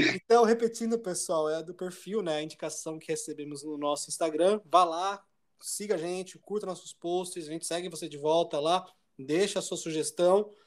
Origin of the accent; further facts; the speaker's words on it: Jundiaí, São Paulo, Brazil; Jundiaí, cidade, né, de onde eu nasci